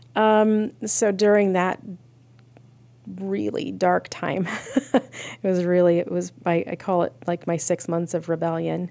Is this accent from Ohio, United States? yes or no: yes; Akron, Ohio, United States; I was born and raised in Akron, Ohio.